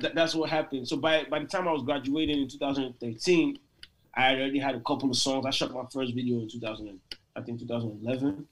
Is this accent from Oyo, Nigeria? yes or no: no; Lagos, Nigeria; moved away as an adult; also born or lived in Port Harcourt, Nigeria; now in United States; I was born in Lagos, raised in Lagos.